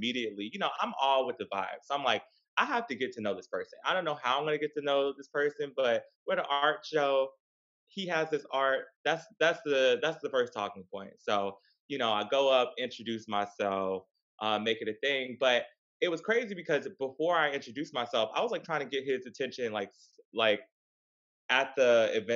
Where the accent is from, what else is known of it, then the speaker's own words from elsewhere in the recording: the South, United States; growing up in the South, like as a gay person